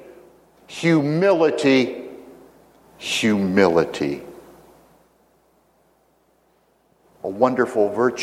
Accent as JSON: {"language": "English", "region": "Virginia", "country": "United States", "tie": "born or raised there", "said": "my home state of Virginia"}